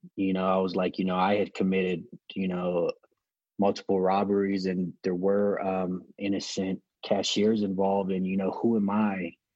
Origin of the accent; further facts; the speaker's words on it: Los Angeles, California, United States; also born or lived in San Pedro, California; I was born and raised in Los Angeles, California, in a smaller city called Wilmington, then moved to another inner city in the same area called San Pedro.